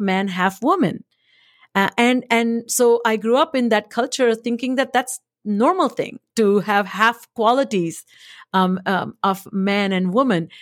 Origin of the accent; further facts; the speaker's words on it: India; moved away as an adult; also born or lived in Boston; now in United States; I come from India.